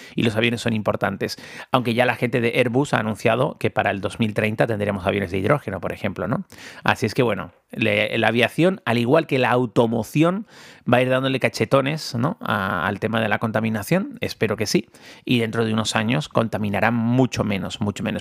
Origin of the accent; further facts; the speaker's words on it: Tenerife, Canary Islands, Spain; moved away; aquí en mi en mi tierra